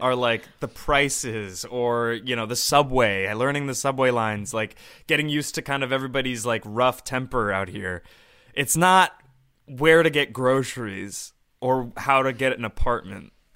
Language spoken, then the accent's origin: English; Boise, Idaho, United States; now in New York, United States; I'm from Boise